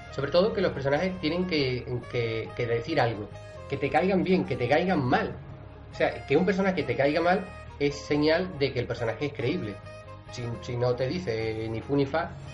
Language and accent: Spanish; Cádiz, Andalusia, Spain; yo soy de Cádiz